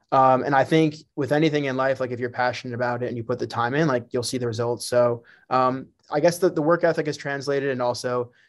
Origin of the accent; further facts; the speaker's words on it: New Jersey, United States; So, yeah, so I grew up in Bergen County, New Jersey. That was my home.